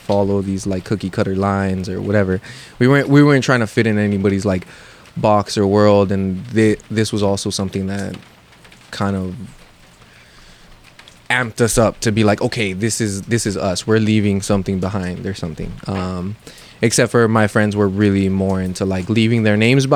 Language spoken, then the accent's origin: English; Los Angeles, California, United States; where I grew up in Lincoln Heights